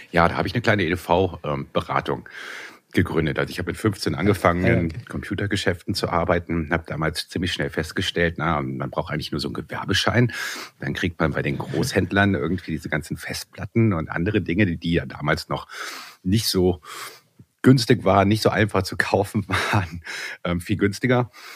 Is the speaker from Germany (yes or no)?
yes; Bonn, North Rhine-Westphalia, Germany; ich komme aus Bonn